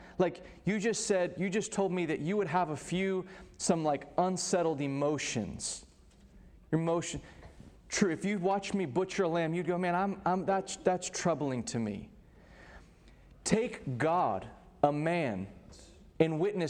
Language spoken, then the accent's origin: English; Texas, United States; I grew up in Texas, so this is, for those of you who are not, this is just part of our culture and life